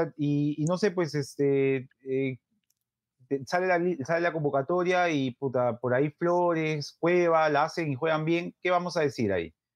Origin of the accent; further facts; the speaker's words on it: Peru; como hincha peruano, y gordo